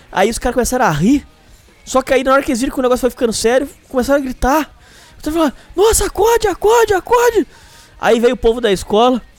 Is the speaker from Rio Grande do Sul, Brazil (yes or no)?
no; São Paulo, Brazil; estava em alguma esquina de São Paulo, minha cidade natal.